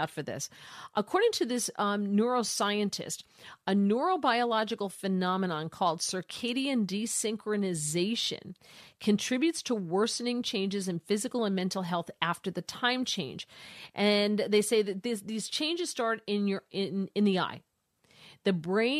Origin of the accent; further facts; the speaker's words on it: New Jersey, United States; now in Washington D.C., United States; listening on WABC from my home state of New Jersey.